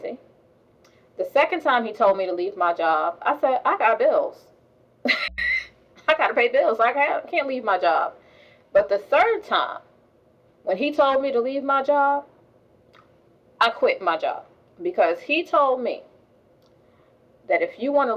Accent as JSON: {"language": "English", "region": "New York", "country": "United States", "tie": "born or raised there", "said": "I grew up in New York"}